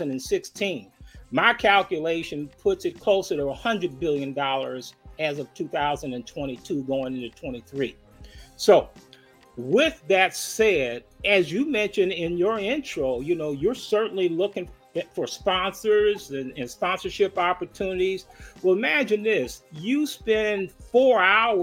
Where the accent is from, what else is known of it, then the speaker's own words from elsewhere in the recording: Chicago, Illinois, United States; moved away; I'm from the West Side